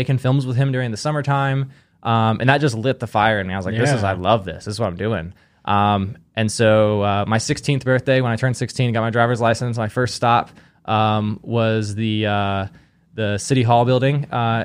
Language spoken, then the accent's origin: English; Kansas City, United States; I grew up in Kansas City